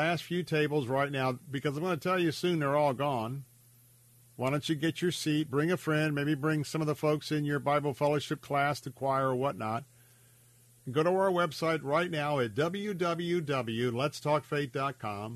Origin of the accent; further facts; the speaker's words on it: Tampa, Florida, United States; I have fond memories of growing up right here in Tampa, growing up in America